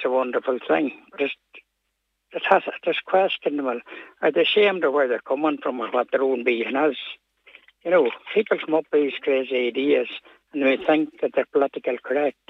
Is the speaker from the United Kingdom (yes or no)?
no; Ireland